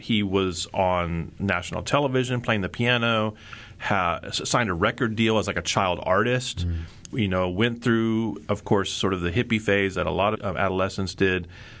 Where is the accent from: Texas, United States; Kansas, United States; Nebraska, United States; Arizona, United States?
Texas, United States; Houston; I was from Houston